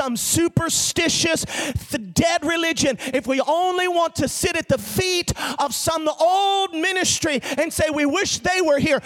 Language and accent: English; Orlando, Florida, United States; I'm born and raised in Florida, live most of my life in Orlando